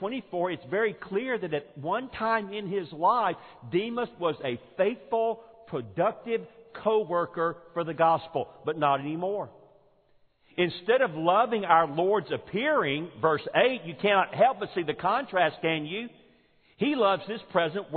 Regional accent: Forest Park, Georgia, United States; moved away; the church that I grew up in Forest Park, Georgia

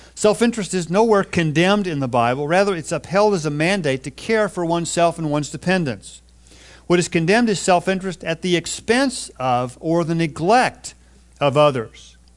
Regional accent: Texas, United States; moved away as an adult; now in California, United States; even though I've lived in California for the last thirty plus years, I grew up in Texas

